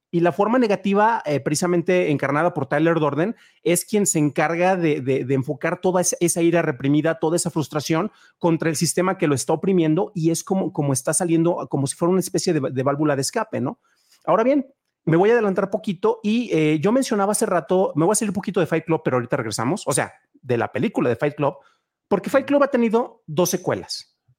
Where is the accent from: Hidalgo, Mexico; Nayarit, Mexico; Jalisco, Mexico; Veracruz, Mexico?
Jalisco, Mexico; San Juan de los Lagos; moved away as an adult; also born or lived in León, Guanajuato; En mi ciudad natal, San Juan de los Lagos, Jalisco, Tierra de Dios y de la Virgen, no había cines